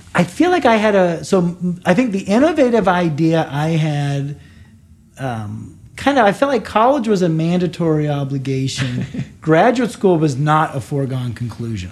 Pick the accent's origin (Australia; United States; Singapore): United States; now in Canada; I'm an American